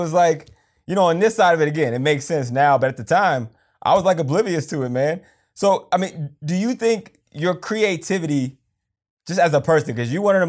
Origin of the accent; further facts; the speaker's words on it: Pennsylvania, United States; So you grew up in Georgia. I grew up in Pennsylvania.